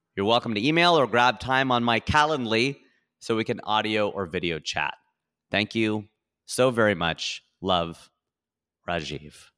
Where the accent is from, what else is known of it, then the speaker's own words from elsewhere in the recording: Ohio, United States; now in California, United States; I'm a boy from Ohio. who owns a plot of land in California.